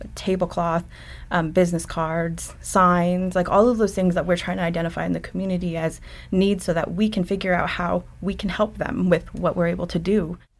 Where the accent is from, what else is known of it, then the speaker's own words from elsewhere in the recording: Ganado, Arizona, United States; moved away; also born or lived in Browning, Montana; I grew up and finished school in Ganado, Arizona